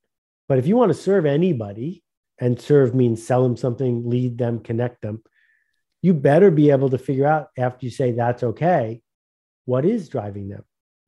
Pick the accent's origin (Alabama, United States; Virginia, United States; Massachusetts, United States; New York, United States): New York, United States; Buffalo; So, you know, I grew up near Buffalo, New York, and that was the home of Fisher Price